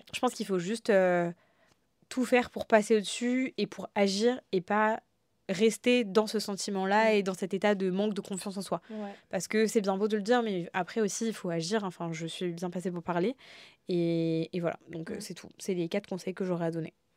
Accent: France; also born or lived in Algeria (heritage) / Réunion (heritage); on est français, enfin une nationalité française et je suis très fière aussi de ma culture française

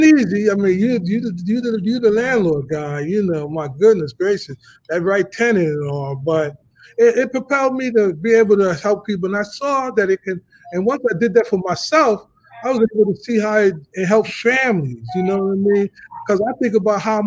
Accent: New York, United States; I'm from New York. I graduated, you know, and growing up in New York in the 70s, everybody lived in an apartment

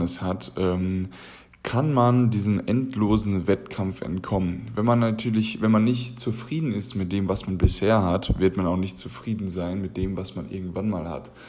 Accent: Germany; Wir als Deutsche

